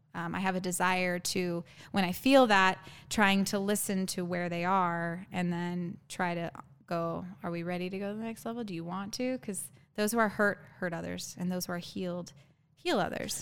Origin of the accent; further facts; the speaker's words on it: Arizona, United States; I'm born and raised in Arizona, me and my younger brother.